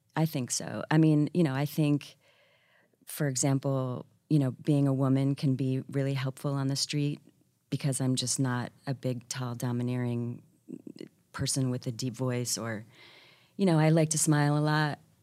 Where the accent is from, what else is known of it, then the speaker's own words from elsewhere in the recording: Syracuse, New York, United States; also born or lived in San Francisco / Washington, D.C.; now in New York, United States; I was raised outside of Syracuse